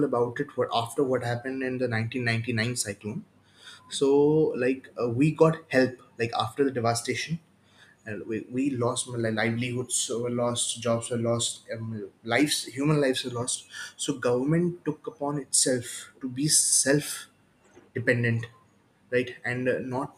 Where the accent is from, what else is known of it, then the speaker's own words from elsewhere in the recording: Bhubaneswar, Odisha, India; also born or lived in Mumbai; I hail from Bhubaneswar